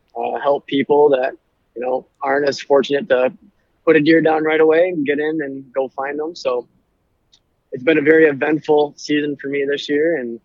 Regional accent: Clare, Michigan, United States; I'm from Clare, Michigan. Went to Clare High School, went to Mid-Michigan College now.

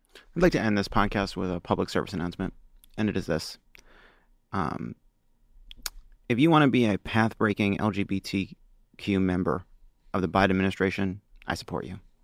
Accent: New York City, New York, United States; now in Los Angeles, United States; I'm a New Yorker, uh, by birth and constitution

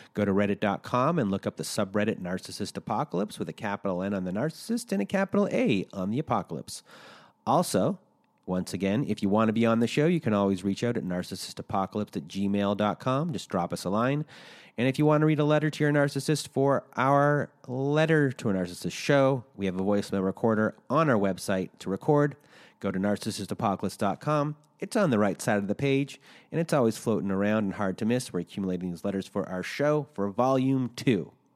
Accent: Canada; accent: Canadian; in Canada, I found out, my home country

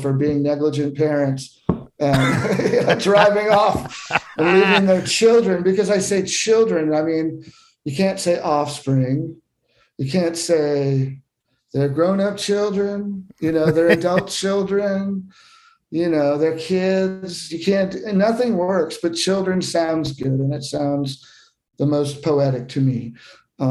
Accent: Southern California, United States; moved away; also born or lived in Austin, Texas; I grew up in Southern California with a mother who was, you know, an … fan in high school

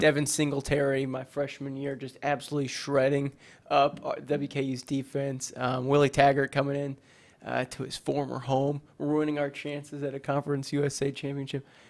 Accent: Kentucky, United States; I'm from Kentucky

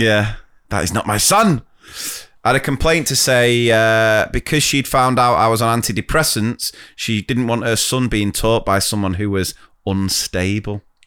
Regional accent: Wilmslow, North West England, United Kingdom; accent: posh; I'm from Winslow, and this was Staley Bridge.

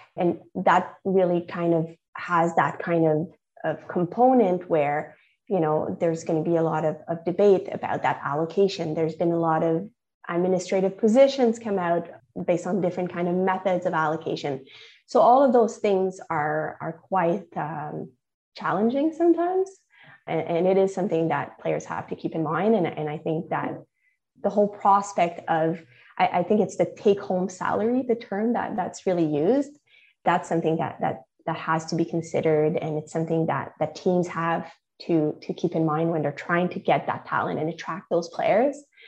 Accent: Canada; I'm Canadian

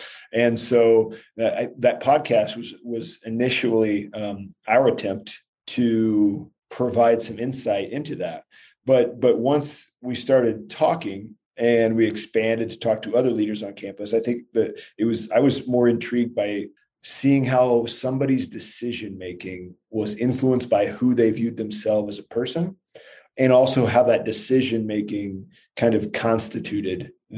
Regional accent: Columbus Junction, Iowa, United States; now in Denver, United States; I am from Columbus Junction. So it's just south of Iowa City.

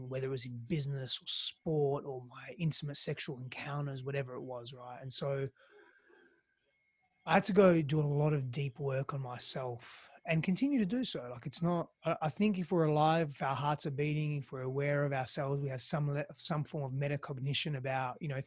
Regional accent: Australia; accent: Australian; first language Greek; English is a second language; moved away as an adult; also born or lived in Greece / Italy; now in Austin, United States; I'm an Australian. Can you sort of tell there? I've got a different accent. And, but I also lived in Greece and Italy because I'm half Greek, half Italian. So I spent most of my life, at the beginning of my life, in Greece. My first language was Greek, and coming to Australia was very foreign for me.

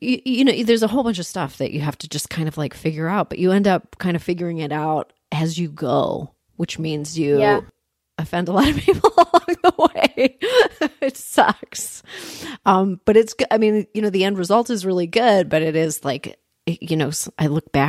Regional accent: Toronto, Ontario, Canada; I grew up in Canada, in Toronto.

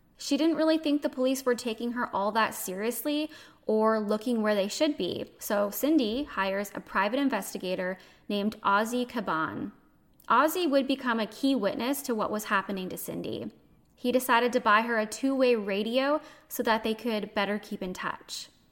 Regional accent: Canada; I'm a Canadian

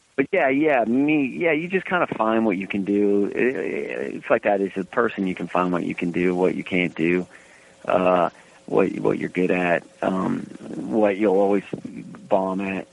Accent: Reno, Nevada, United States; growing up in Reno

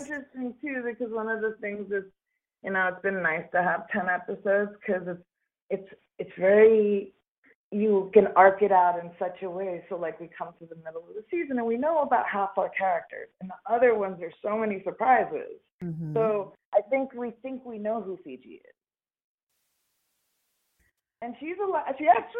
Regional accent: United States; Well, also just as an American, I wish it weren't on the nose.

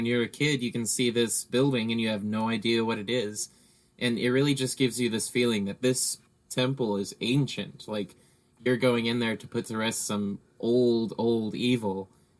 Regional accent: England, United Kingdom; Yeah, like, and I'm English, I don't speak those languages.

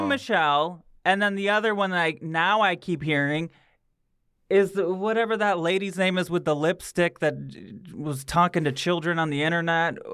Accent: Michigan, United States; moved away as an adult; now in Los Angeles, United States; I grew up in Michigan, but I've been here since 2009.

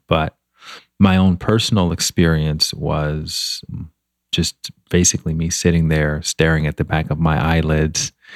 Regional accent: Montgomery, Alabama, United States; moved away as an adult; also born or lived in Washington, D.C. / Chicago; now in Los Angeles, United States; I grew up in Montgomery, Alabama, which is kind of a small town

